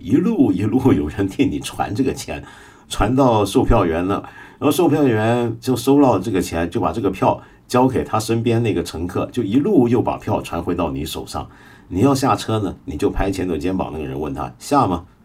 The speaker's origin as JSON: {"language": "Chinese", "country": "Hong Kong", "said": "我说香港人"}